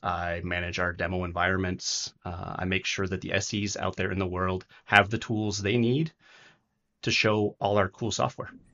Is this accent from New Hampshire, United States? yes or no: no; Vermont, United States; moved away as an adult; now in Wichita Falls, United States; born and raised in Vermont.